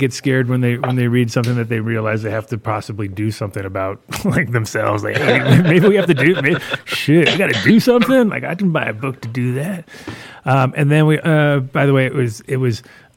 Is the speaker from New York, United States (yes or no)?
yes; New York, United States; I'm from New York